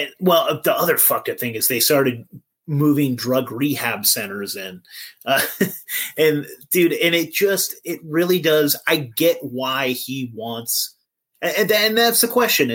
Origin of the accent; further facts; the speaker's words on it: California, United States; also born or lived in Eureka, California; I'm from California